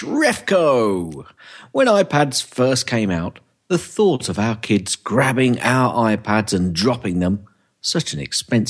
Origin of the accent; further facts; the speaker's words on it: London, United Kingdom; I'm from London, but I'm not actually a Cockney because you've got to be born within the sound of the Bow Bells officially.